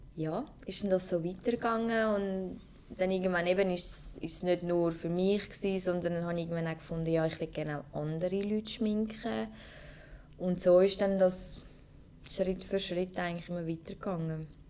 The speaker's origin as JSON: {"language": "German", "region": "Zurich", "country": "Switzerland", "said": "ich komme aus Zürich"}